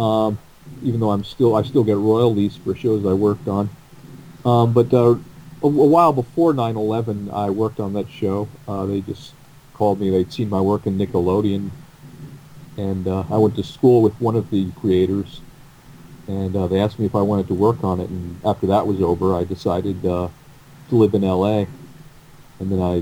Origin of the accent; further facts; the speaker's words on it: New York City, New York, United States; I'm mostly a New Yorker